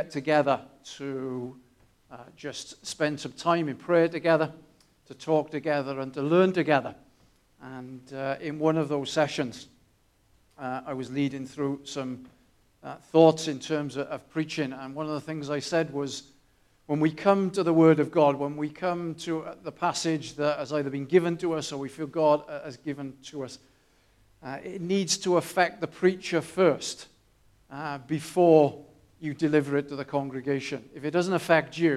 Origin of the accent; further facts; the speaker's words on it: Newport, Wales, United Kingdom; moved away; I grew up in Newport